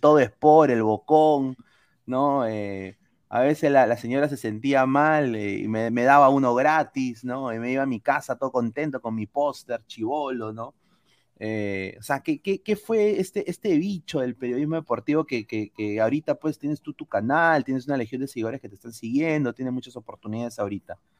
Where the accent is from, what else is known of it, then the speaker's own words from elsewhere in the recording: Peru; moved away; Soy peruano, amo mi país, pero estoy fuera